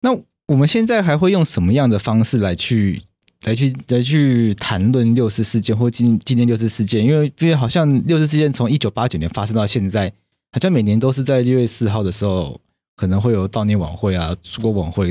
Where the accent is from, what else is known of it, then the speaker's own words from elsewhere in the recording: Taiwan; 我们台湾人